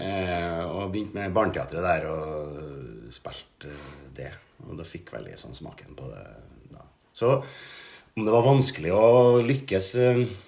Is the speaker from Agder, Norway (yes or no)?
no; Steinkjer, Trøndelag, Norway; moved away; Jeg er fra Steinkjer, egentlig